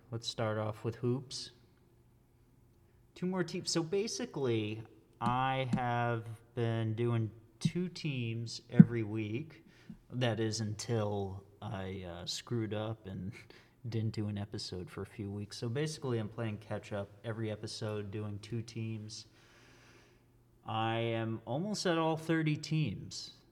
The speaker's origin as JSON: {"language": "English", "region": "Massachusetts", "country": "United States", "said": "I'm from Massachusetts. I don't talk like that though. I know people who talk like that."}